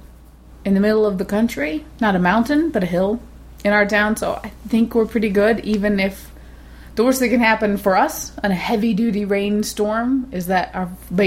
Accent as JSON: {"language": "English", "country": "United States", "said": "I'm from America."}